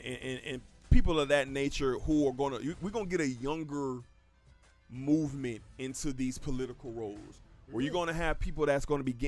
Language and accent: English; Miami Gardens, Florida, United States; moved away as an adult; also born or lived in Michigan; I'm from Miami.